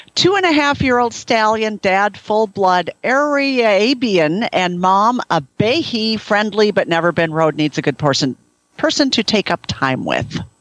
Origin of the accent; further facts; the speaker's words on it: Minnesota, United States; moved away; I grew up in Minnesota